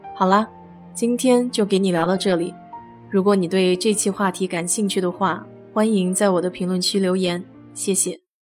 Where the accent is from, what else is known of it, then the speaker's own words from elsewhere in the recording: Nanjing, Jiangsu, China; 我记得小时候也在清明节去过南京雨花台纪念烈士，还在学校的组织下自己做白色的小纸花